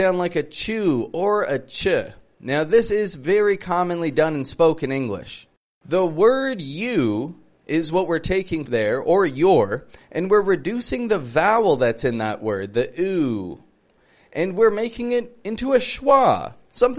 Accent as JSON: {"language": "English", "town": "Toronto", "region": "Ontario", "country": "Canada", "said": "I'm from Toronto, from Canada"}